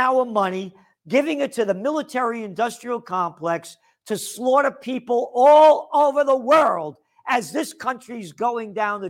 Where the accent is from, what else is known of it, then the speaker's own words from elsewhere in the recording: United States; I am an American.